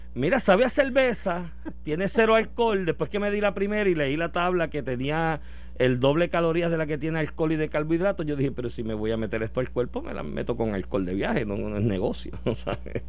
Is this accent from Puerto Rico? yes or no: yes; Puerto Rico; Como buen puertorriqueño